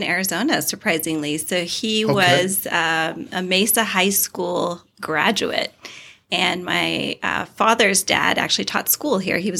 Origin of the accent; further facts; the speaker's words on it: Costa Rica; also born or lived in El Salvador; now in United States; I was born in Costa Rica. So it's a small country in Central America.